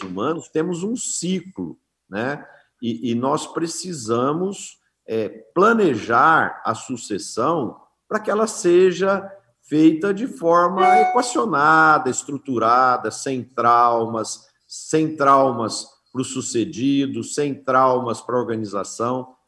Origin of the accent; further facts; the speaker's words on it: Brazil; nós como brasileiros